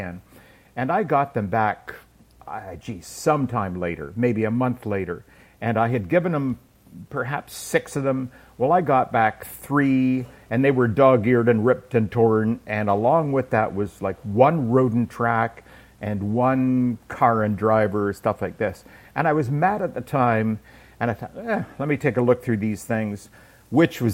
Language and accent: English; Canada; also born or lived in Airdrie, North Lanarkshire, Scotland; now in United States; I'm very much Scottish by birth and then raised in Canada